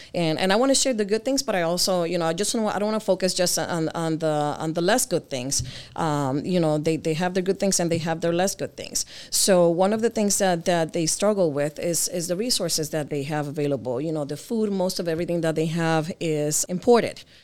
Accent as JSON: {"language": "English", "region": "Connecticut", "country": "United States", "tie": "born or raised there", "also_born_or_lived": "Jersey City, New Jersey", "said": "I was born in Jersey and I grew up in Connecticut"}